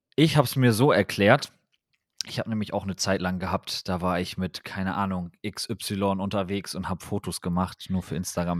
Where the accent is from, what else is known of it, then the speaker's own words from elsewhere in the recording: Wilhelmshaven, Lower Saxony, Germany; bei uns in Wilhelmshaven damals